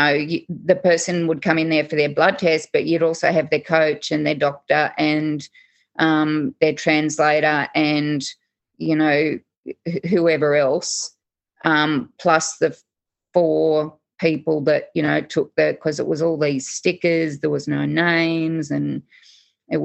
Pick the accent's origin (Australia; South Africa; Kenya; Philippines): Australia; Sydney, New South Wales; moved away; born and raised lower north shore of Sydney